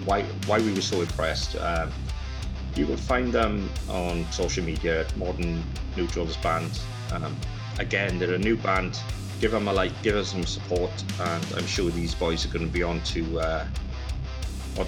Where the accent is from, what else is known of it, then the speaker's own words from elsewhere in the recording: Blackwood, Wales, United Kingdom; our fellow Blackwood band friends. So from hometown to over the bridge